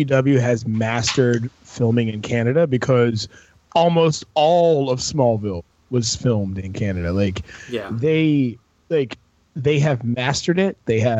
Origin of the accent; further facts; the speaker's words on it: Virginia, United States; I'm from Virginia, so when you got, like, I'm Southern